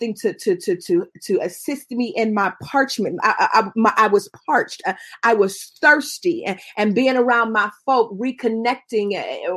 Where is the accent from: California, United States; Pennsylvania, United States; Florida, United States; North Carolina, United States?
Pennsylvania, United States; Pittsburgh; I'm not from Pittsburgh because that's where my people from. My people from Tifton, Georgia. My people from Randolph County, Georgia. That's where I'm the only person born above the Mason-Dixon line in my family